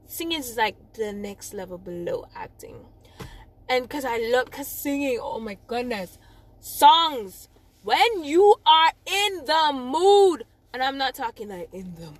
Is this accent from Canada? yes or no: no; Old Harbour, Saint Catherine, Jamaica; accent: Jamaican; also born or lived in May Pen, Clarendon; I'm from Old Harbor